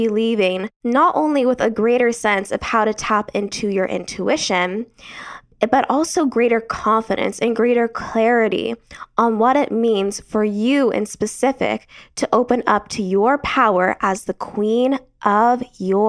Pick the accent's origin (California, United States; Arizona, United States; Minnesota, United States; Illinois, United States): Arizona, United States; I was born and raised in Arizona